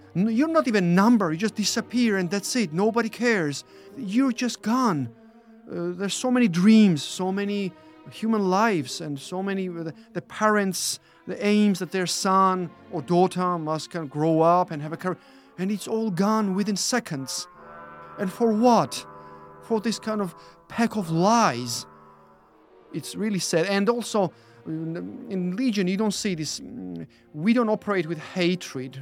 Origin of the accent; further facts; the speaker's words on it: Georgia; moved away as an adult; now in United Kingdom; being born and then growing up in Georgia